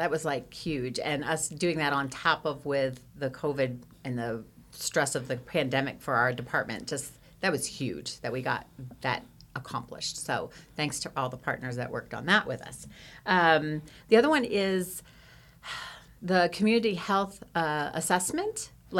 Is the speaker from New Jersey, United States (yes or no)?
yes; New Jersey, United States; now in Kansas, United States; I'm not originally from Kansas. I have been here almost 21 years, but I am from originally New Jersey, and no, I don't have the accent because I traveled quite a bit around, and I'm also from South Jersey